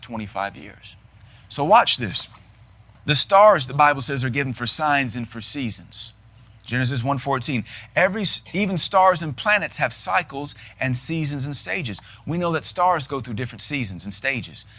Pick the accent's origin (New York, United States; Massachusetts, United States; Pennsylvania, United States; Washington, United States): Washington, United States; Seattle; I was raised in Seattle